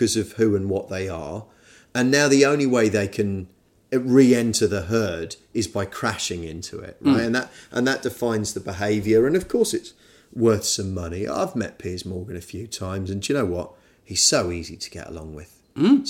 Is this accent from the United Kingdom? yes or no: yes; United Kingdom; I'm British